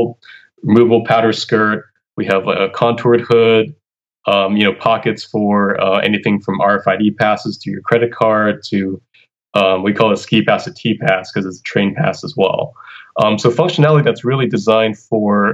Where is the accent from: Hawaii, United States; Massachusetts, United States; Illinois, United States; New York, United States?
Hawaii, United States; moved away as an adult; also born or lived in California; now in Boston, United States; I came here from Hawaii, having lived there for my entire life, and then moving to California for school, for undergrad